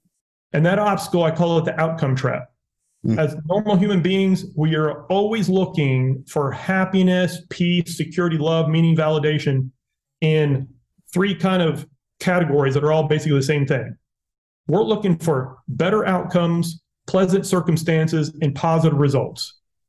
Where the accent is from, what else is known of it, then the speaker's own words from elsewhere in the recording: Dominican Republic; My parents were missionaries. I grew up in the Dominican Republic. So as white boys, I look, I speak fluent Spanish.